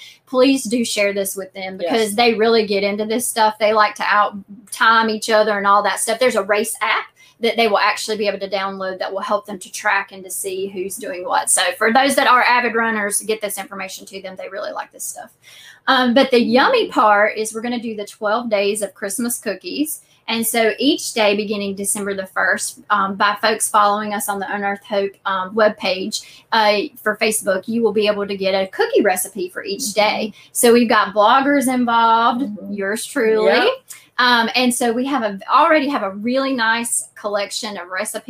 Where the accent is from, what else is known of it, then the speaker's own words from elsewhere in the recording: Western North Carolina, United States; now in Eastern North Carolina, United States; I grew up in Western North Carolina